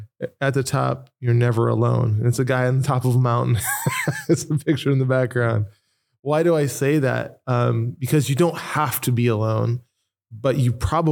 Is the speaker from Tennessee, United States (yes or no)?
yes; Nashville, Tennessee, United States; also born or lived in Norwalk, United States; I am from Nashville, Tennessee. Lived in Norwalk for quite a long time.